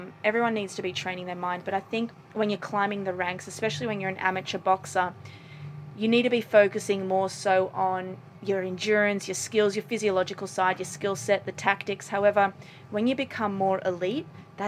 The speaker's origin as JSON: {"language": "English", "town": "Sydney", "region": "New South Wales", "country": "Australia", "said": "I'm from Sydney, Australia"}